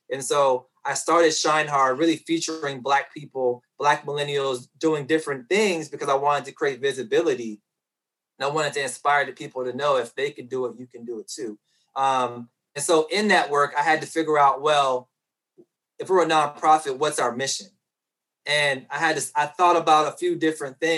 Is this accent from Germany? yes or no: no; Petersburg, Virginia, United States; a young Black boy growing up in Petersburg, Virginia